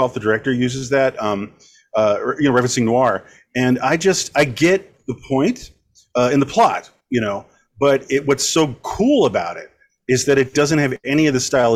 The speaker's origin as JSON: {"language": "English", "town": "Long Beach", "region": "California", "country": "United States", "tie": "born or raised there", "said": "I was born and raised in Long Beach, California."}